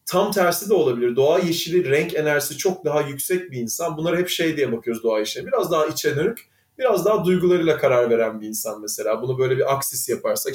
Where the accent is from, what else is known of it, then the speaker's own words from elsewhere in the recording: Istanbul, Turkey; also born or lived in Izmir / Germany; İzmir'de doğdum. 5 yaşıma kadar oradaydık. Sonra İstanbul'a geldim